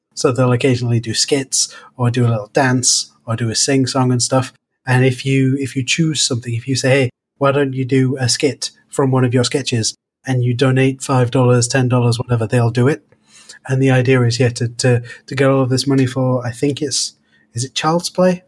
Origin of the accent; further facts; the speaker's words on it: United Kingdom; I'm British